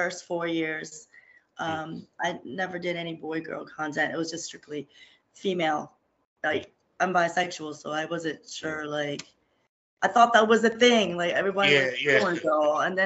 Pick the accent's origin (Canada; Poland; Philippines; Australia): Philippines; being Filipino